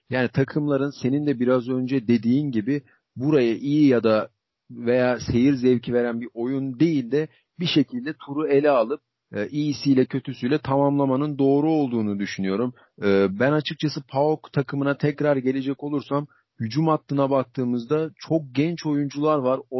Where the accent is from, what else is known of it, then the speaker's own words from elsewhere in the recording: Turkey; bir Türk olarak